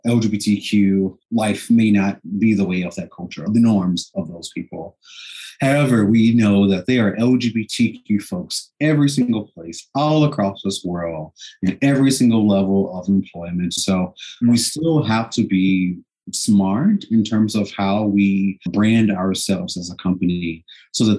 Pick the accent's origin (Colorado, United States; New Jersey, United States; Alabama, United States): Alabama, United States; Gaston; moved away as an adult; also born or lived in Montgomery, Alabama / Springfield, Illinois; now in Illinois, United States; I am originally from Gaston, Alabama, born and raised Alabamian